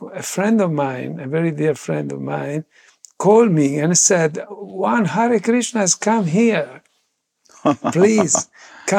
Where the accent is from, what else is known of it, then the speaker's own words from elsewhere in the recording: Verona, Veneto, Italy; I was born in Verona, as it was saying, and in a bit chaotic family, actually, atheist family